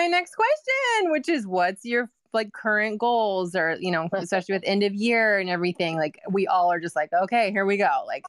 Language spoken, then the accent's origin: English; Vancouver, Washington, United States; I'm Pacific Northwest. I'm from Vancouver